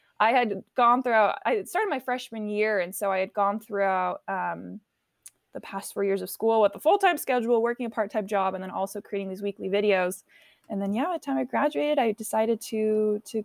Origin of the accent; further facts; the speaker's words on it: California, United States; also born or lived in Paris, France / San Diego; From there, I moved to California